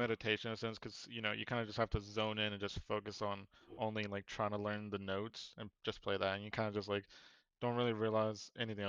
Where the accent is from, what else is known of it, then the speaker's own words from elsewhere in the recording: North Carolina, United States; we're from North Carolina.